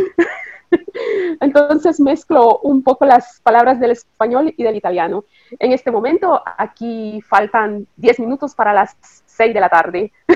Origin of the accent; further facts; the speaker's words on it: Nicaragua; also born or lived in Costa Rica; now in Italy; nací en Nicaragua. nací en Nicaragua. Después vine a Costa Rica, a Costa Rica con la familia.